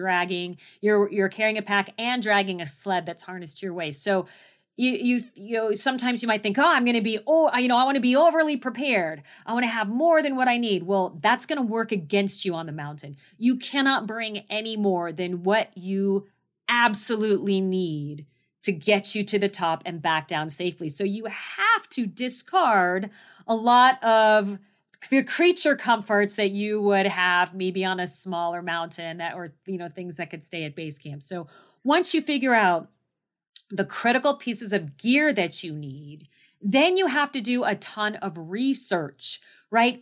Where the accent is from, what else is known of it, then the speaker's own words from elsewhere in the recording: Phoenix, Arizona, United States; I was born and raised in Phoenix, Arizona.